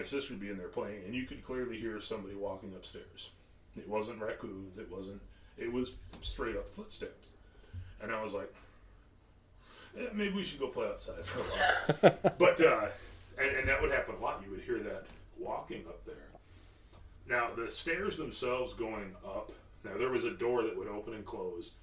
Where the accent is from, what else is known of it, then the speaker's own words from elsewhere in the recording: Kansas City, United States; I've always been in the city. I was born in Kansas City. I've always lived in town